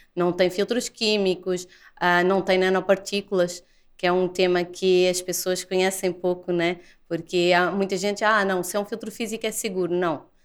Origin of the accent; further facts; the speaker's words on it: Portugal; moved away as an adult; also born or lived in Lisbon; now in Brazil; eu sou portuguesa